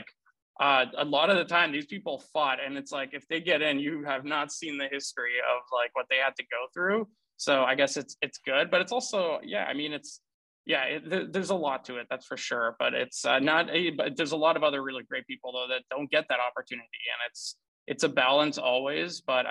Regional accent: Ottawa, Ontario, Canada; also born or lived in Romania / Germany; we ended up growing up in Ottawa, Canada

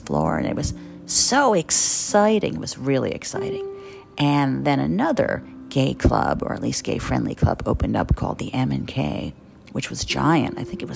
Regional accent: New Jersey, United States; I grew up in New Jersey

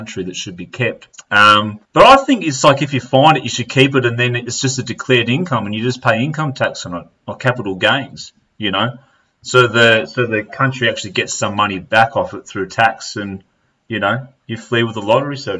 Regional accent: Melbourne, Victoria, Australia; I've come from Australia

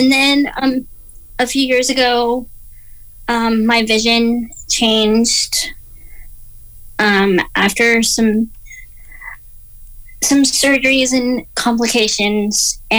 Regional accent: Georgia, United States; growing up, I had pretty good vision.

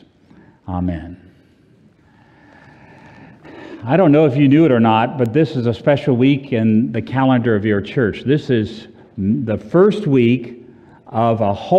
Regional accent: Orlando, Florida, United States; I'm from Orlando, and where it's always, 72

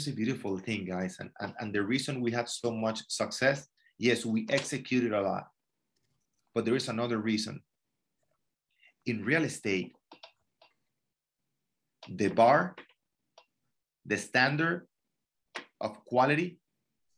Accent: Venezuela; moved away; I'm from Venezuela

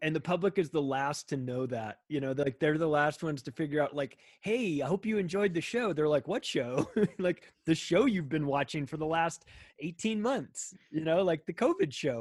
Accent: Palm Springs, California, United States; moved away as an adult; also born or lived in Las Vegas, Nevada; now in Denver, United States; I grew up in Palm Springs, California

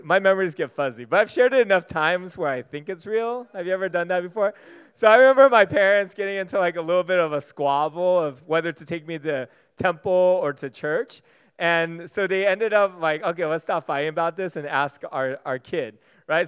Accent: United States; Being American

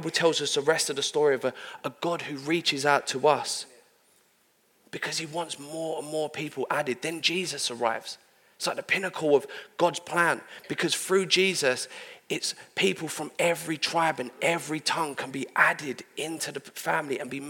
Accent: London, United Kingdom; I'm from London

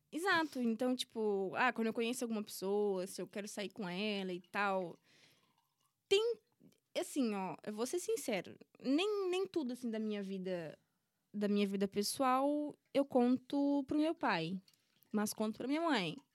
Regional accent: Brazil; moved away as an adult; now in Portugal; Em todos os meus anos que eu nasci, cresci e vivi no Brasil

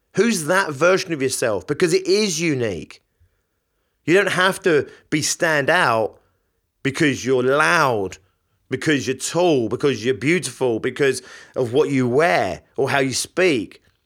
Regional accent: London, United Kingdom; I'm from London

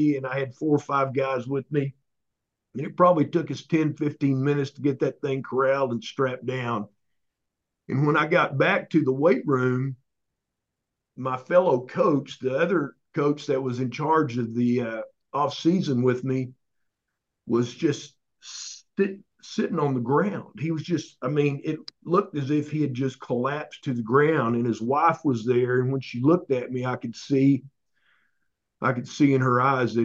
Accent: Oklahoma, United States; I grew up in Oklahoma.

